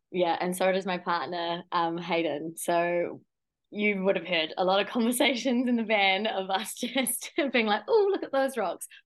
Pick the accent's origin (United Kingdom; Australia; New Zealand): New Zealand; you'd think being so isolated down in New Zealand